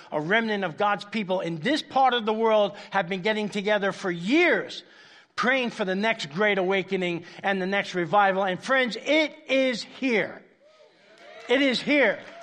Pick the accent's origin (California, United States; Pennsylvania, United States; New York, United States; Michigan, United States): New York, United States; New York City; moved away; I grew up in Spanish Harlem, uh, in New York City, uptown Manhattan, very dangerous place